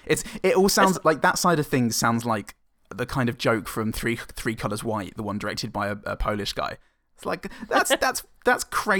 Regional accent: England, United Kingdom; now in Australia; We are English.

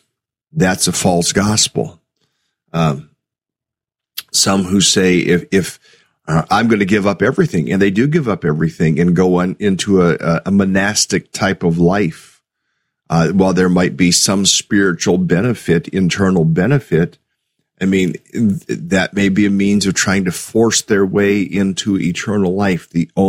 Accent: United States; We are very, very, very blessed here in America. And we honor God as American Christians

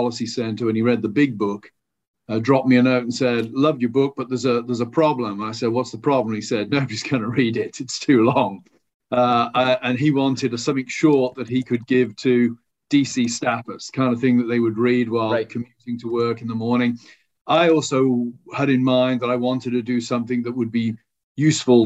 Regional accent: United Kingdom; as a British person

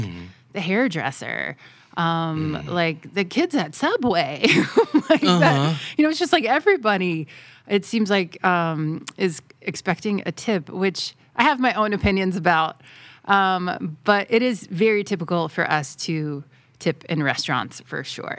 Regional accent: Southeast, United States; moved away as an adult; now in Thailand; in the southeast where I'm from

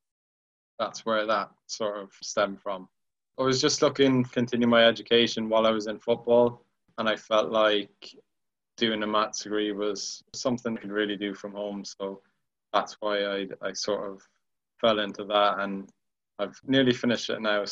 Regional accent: Ireland; moved away; when I was growing up in Ireland, my dad was always like really good at growing

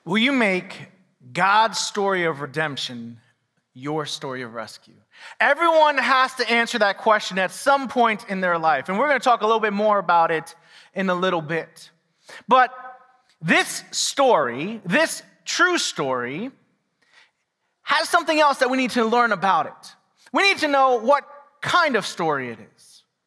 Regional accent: New York City, New York, United States; also born or lived in Quakertown, Pennsylvania; now in Pennsylvania, United States; I didn't grow up here. I grew up in New York City.

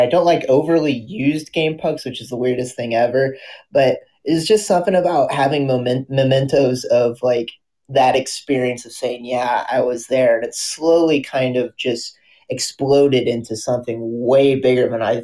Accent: Indiana and Ohio, Midwest, United States; moved away; also born or lived in Denver, Colorado; I grew up in Indiana and Ohio, so it was basketball and football that kind of reigned supreme.

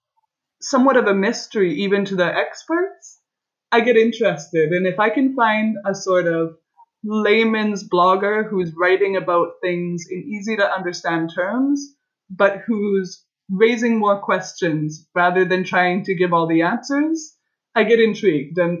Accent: Canada; moved away as an adult; now in Florence, Italy; I'm a Canadian

